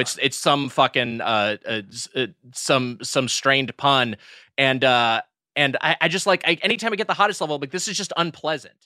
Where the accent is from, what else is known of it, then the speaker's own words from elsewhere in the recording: Los Angeles County, California, United States; me living in L A County my entire life